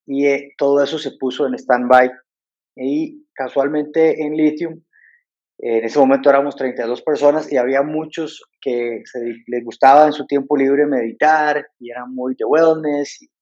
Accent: Costa Rica; moved away as an adult; also born or lived in London; now in Mexico; soy de, originario de Costa Rica y me formé en, en Londres

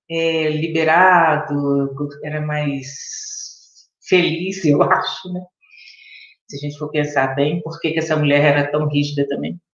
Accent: Belo Horizonte, Minas Gerais, Brazil; eu sou de Belo Horizonte, atualmente há 17 anos moro fora de Belo Horizonte, mas vivo em Belo Horizonte.

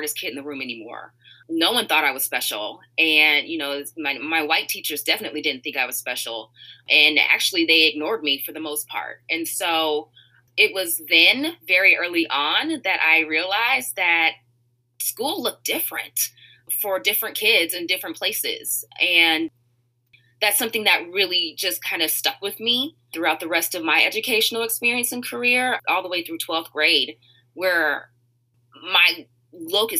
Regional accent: Richmond, California, United States; moved away as an adult; also born or lived in Moraga, California; now in Chicago, United States; I grew up in Richmond, California, so I want to represent the Bay there

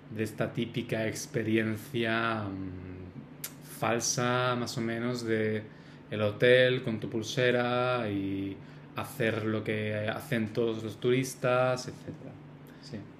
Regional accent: Spain; nosotros somos españoles somos de España

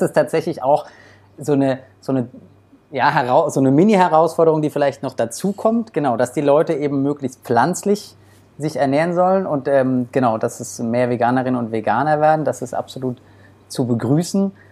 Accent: Germany; bei uns in Deutschland

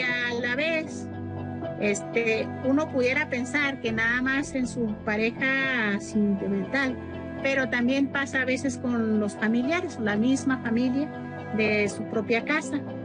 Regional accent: Mexico; moved away; Yo como mujer indígena conozco y sé el modo de vivir de allá de la sierra de donde soy

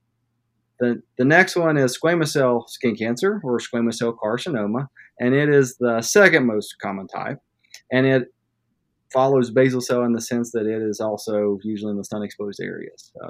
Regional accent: Madison, West Virginia, United States; also born or lived in Charleston, South Carolina; I grew up in West Virginia, actually in Madison, West Virginia, where I currently practice.

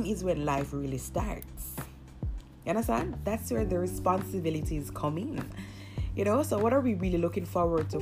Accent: Jamaica; I am Jamaican

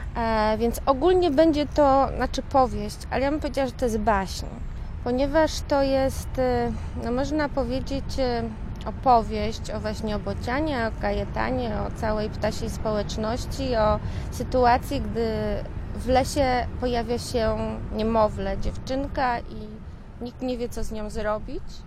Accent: Szczecin, West Pomeranian Voivodeship, Poland; moved away; also born or lived in Poznań; pochodzę z Niebuszewa

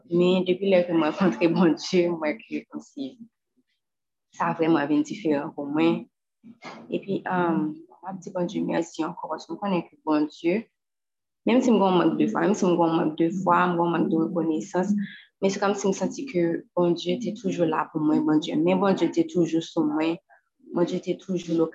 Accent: Haiti; parce que je viens d'Haïti

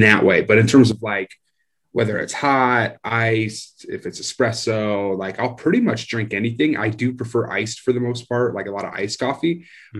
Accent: Iowa, United States; moved away; I grew up in Iowa, just real town, uh, farm type area, country type area

